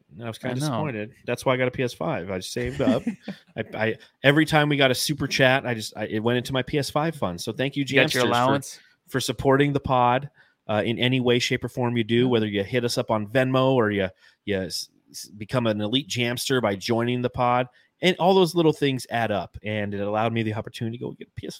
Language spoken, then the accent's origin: English; Phoenix, Arizona, United States; Like, yeah, dude, I'm from Phoenix.